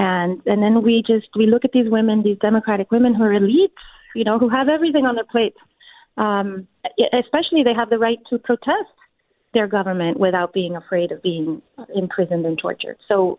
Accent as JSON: {"language": "English", "country": "Mexico", "tie": "born or raised there", "said": "I'm from Cuban parents. My parents are Cuban, and I grew up in Mexico."}